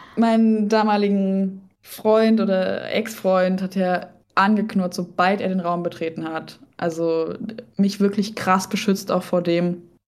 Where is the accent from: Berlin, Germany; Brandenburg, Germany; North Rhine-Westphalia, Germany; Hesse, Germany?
Hesse, Germany; also born or lived in Lübeck; now in Hamburg, Germany; aber ursprünglich bin ich in Hessen aufgewachsen